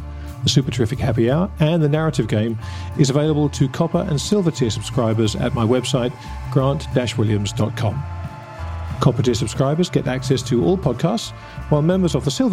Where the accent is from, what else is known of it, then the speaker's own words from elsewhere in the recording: England, United Kingdom; I'm English.